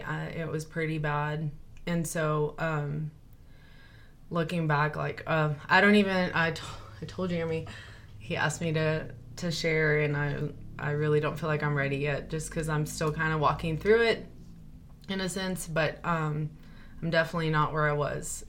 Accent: Lamesa, Texas, United States; born there; Well, I was born in Lamesa, raised here, so a small town girl.

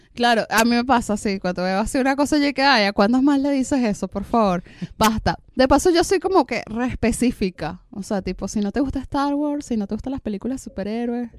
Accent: Venezuela; now in Argentina; yo que soy venezolana

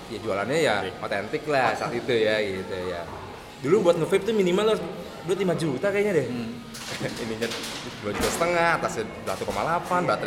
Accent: Jakarta, Indonesia; Karena kita orang Jakarta kan, ah. tiba-tiba ke Semarang yang kita nggak tahu apa

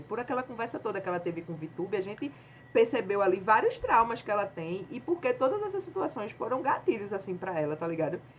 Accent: Pernambuco, Brazil; a gente, enquanto nordestina, quanto pernambucana

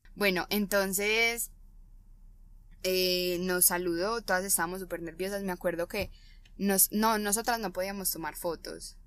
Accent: Colombia; somos de Colombia

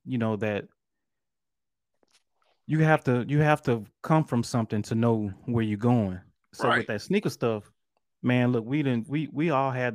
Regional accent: Alabama, United States; also born or lived in Detroit, Michigan; I was born there, stayed there for about, you know, 4 or 5 years. And me and my mom moved down, back down here.

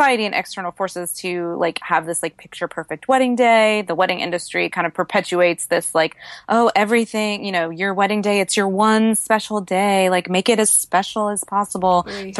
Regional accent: Tennessee, United States; I grew up outside of Nashville, Tennessee, and was raised on Dave Ramsey's very solid advice

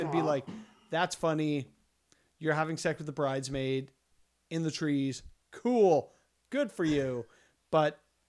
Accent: Saskatchewan, Canada; I'm from Saskatchewan.

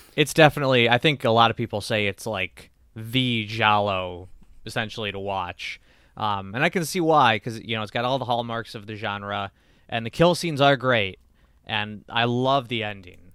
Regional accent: United States; us Americans

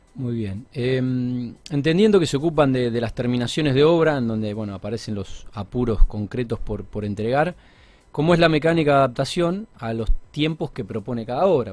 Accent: Argentina; Somos argentinos, vivimos en, Argentina

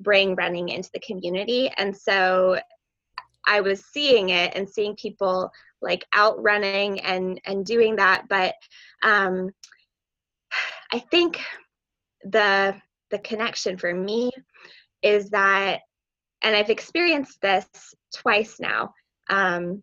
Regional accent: New Hampshire, United States; I'm from New Hampshire

